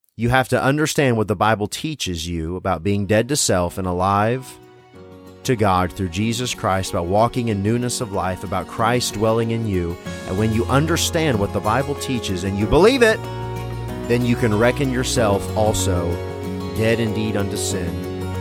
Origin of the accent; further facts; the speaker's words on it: Tennessee, United States; I wasn't born in the South, but I was raised in Tennessee